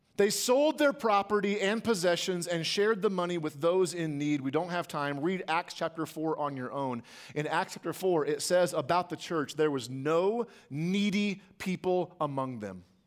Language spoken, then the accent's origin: English; United States; as American church attenders